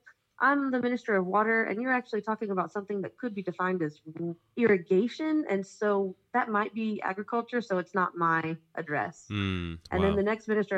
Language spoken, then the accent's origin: English; Israel; I'm from Israel